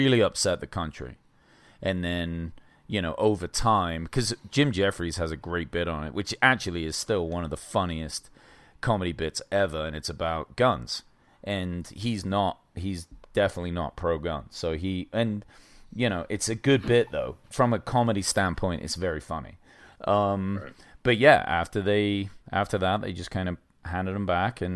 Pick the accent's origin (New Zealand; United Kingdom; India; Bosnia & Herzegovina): United Kingdom; England; now in United States; I came from England